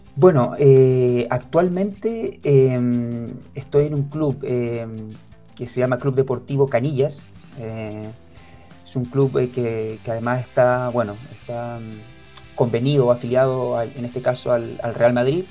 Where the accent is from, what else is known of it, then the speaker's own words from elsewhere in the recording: Chile; moved away as an adult; now in Spain; aquí siendo chileno